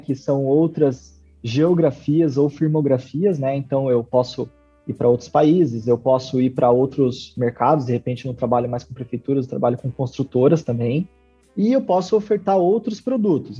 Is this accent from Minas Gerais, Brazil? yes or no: no; western Paraná, Brazil; meu pai tem uma construtora há 30 anos aqui na região oeste do Paraná, é, onde eu nasci